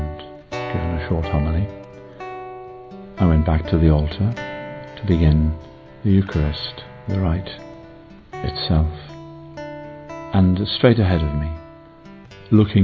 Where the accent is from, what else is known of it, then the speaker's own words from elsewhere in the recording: England, United Kingdom; I'm English